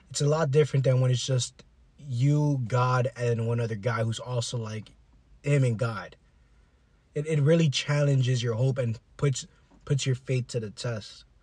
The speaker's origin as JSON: {"language": "English", "region": "South Florida", "country": "United States", "said": "we're from South Florida"}